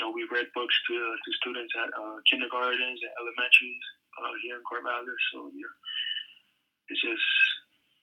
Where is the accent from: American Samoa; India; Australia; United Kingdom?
American Samoa; moved away as an adult; also born or lived in Hawaii / Washington; growing up in Samoa, it was a different lifestyle